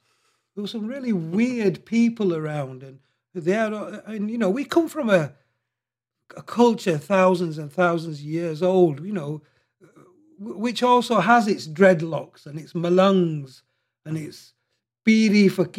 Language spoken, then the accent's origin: English; Bradford, Yorkshire and the Humber, United Kingdom; also born or lived in Mandra, Pakistan; We came straight from Pakistan straight to Bradford.